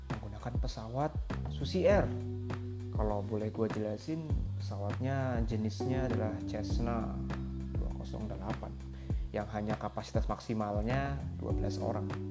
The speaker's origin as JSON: {"language": "Indonesian", "region": "Java", "country": "Indonesia", "moved": "as an adult", "lives_now": "Takengon, Indonesia", "said": "gue berasal dari Pulau Jawa yang sekampung-kampungnya"}